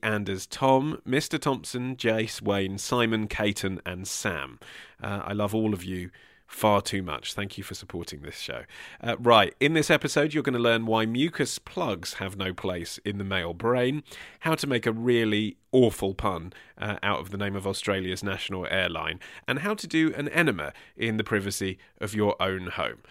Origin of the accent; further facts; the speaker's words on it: Hertfordshire, East of England, United Kingdom; I'm from Hertfordshire